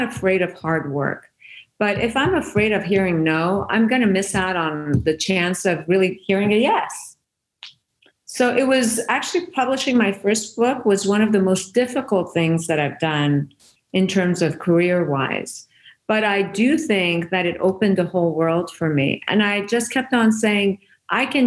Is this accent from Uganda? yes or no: no; Iran; first language Persian; English is a second language; moved away; I was Persian